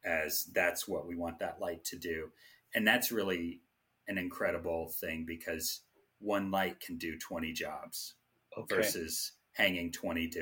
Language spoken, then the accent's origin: English; Jackson, Tennessee, United States; now in Las Vegas, United States; I'm from Tennessee